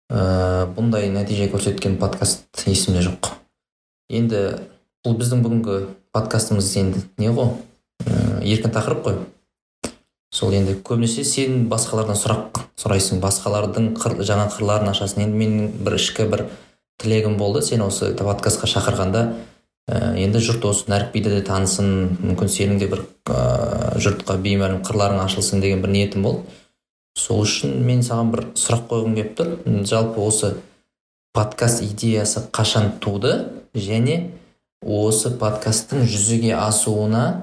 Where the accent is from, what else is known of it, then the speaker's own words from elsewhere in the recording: Kazakhstan; біз енді қазақпыз ғой